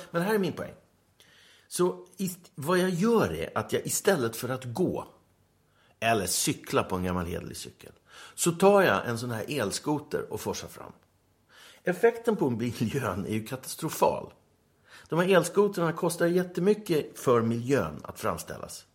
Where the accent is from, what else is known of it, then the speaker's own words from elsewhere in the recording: Stockholm, Stockholm County, Sweden; moved away as an adult; now in Åland, Finland; Jag är uppvuxen på Söder, i Tanto